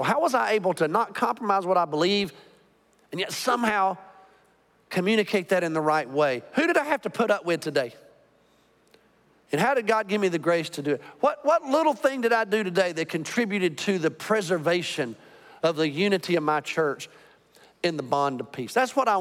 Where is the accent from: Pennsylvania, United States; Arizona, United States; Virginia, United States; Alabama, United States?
Alabama, United States; Birmingham; now in Arlington, United States; I grew up in Birmingham, Alabama during the Civil Rights era